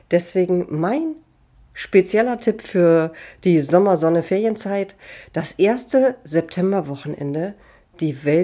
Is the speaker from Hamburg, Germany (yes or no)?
yes; Hamburg, Germany; Ich wurde in Hamburg geboren, bin in Hamburg aufgewachsen und im schönen Stadtteil Niendorf zur Schule gegangen.